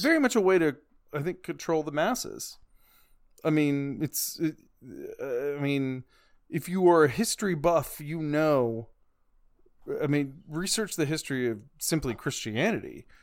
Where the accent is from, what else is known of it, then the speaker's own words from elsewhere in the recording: the Bible Belt, United States; I grew up in the Bible Belt